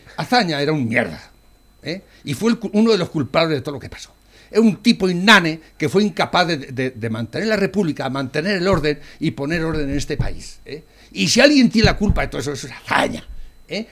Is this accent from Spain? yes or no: yes; Spain; en mi país, España